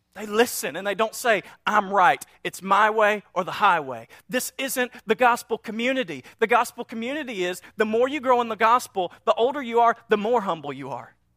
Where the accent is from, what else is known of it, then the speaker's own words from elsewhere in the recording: North Louisiana, United States; we're from North Louisiana, a small town, and so we had our little sayings